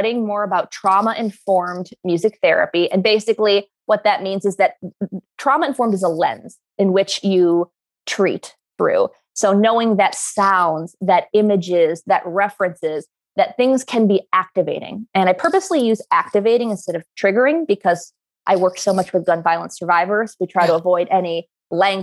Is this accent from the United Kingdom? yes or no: no; New York, United States; where I grew up in New York